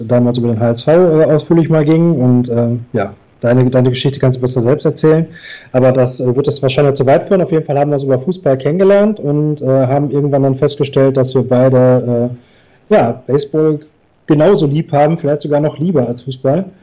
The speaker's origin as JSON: {"language": "German", "town": "Duisburg", "region": "North Rhine-Westphalia", "country": "Germany", "said": "ich bin aus Duisburg und habe hier in meiner Stadt"}